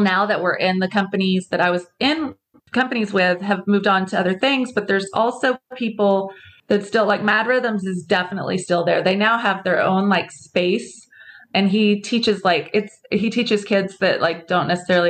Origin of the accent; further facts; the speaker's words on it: Midland, Texas, United States; moved away; I'm from a small town. I'm from Midland, Texas, which is in West Texas